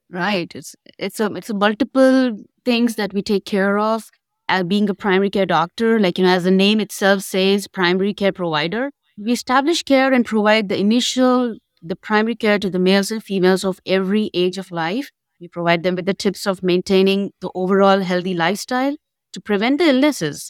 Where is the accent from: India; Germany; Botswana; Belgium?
India; moved away as an adult; now in Memphis, United States; I'm basically from India